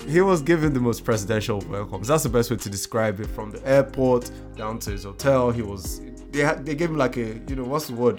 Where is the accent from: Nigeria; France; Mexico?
Nigeria; as an African, as a Nigerian